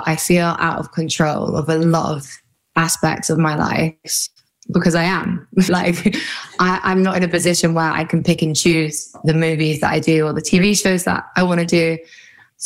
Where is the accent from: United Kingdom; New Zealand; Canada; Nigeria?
United Kingdom; I'm British.